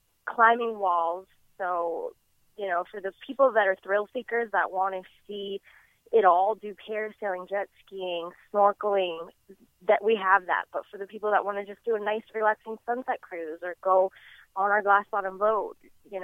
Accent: Key West, Florida, United States; I was born and raised right here in Key West

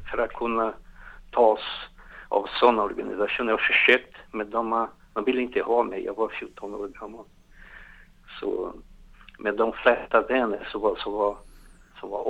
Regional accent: Rio de Janeiro, Brazil; Swedish is a second language; moved away as an adult; also born or lived in São Paulo, Brazil; now in Gothenburg, Sweden; Jag är från Rio de Janeiro men jag vuxen också i São Paulo. Jag är så här halv paulista och halv carioca.

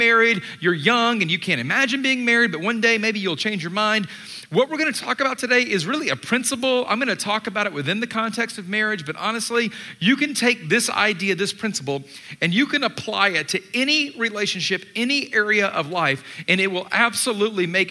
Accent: Atlanta, Georgia, United States; moved away; I grew up in Atlanta. I was born and raised there

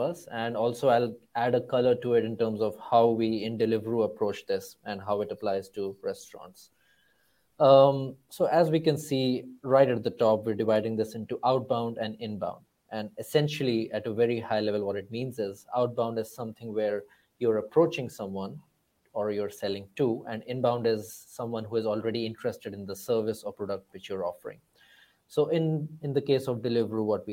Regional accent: India; moved away as an adult; also born or lived in Cambridge; I come from India

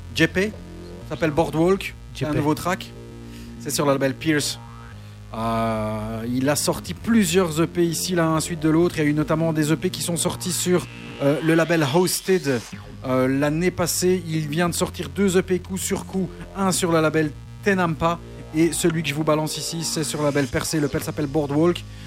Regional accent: Charleroi, Wallonia, Belgium; nous sommes de Charleroi

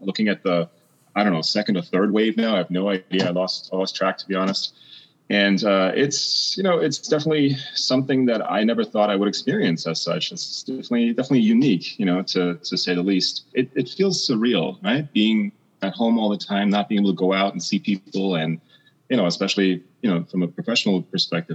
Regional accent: East Germany, Germany; moved away; also born or lived in United Kingdom / United States; I was born in East Germany, so behind the Iron Curtain, right? That east-west divide, right? Having grown up there

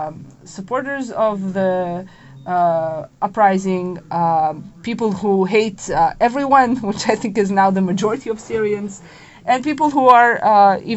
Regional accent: Israel; moved away as an adult; now in Washington, D.C., United States; I'm from Israel

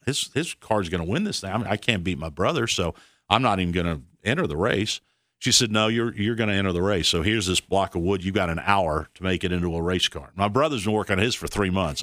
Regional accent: Fort Worth, Texas, United States; we're in Texas, Fort Worth

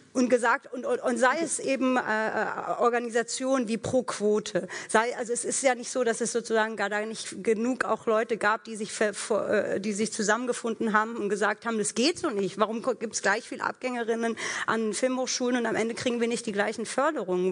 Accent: Germany; ich bin hier in Deutschland groß geworden

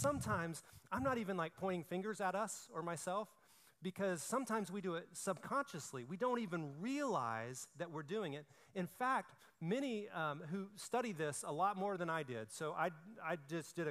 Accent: Alabama, United States; I'm from Alabama

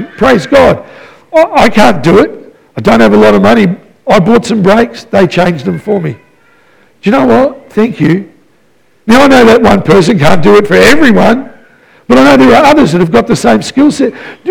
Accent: Melbourne, Victoria, Australia; You know, I came from Melbourne. I was my mama's boy.

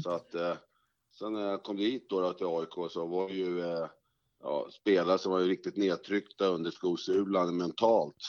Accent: Stockholm, Stockholm County, Sweden; also born or lived in Norsborg; jag är uppvuxen i Fruängen

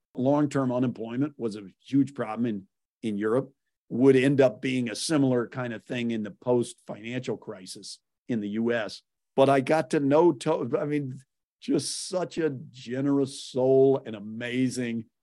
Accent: Whittier, California, United States; born or raised there; also born or lived in Waco, Texas

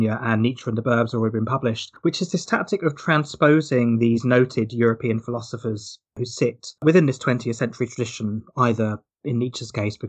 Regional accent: Hawley, South East England, United Kingdom; moved away; I was actually back in my hometown, Hawley in Surrey, quite recently

